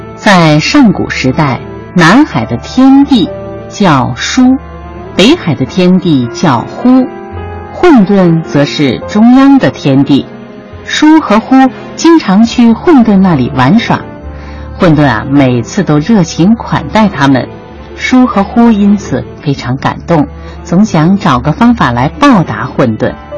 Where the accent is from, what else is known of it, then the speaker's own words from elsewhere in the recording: China; 为什么我们中国人不是外国人的那种样子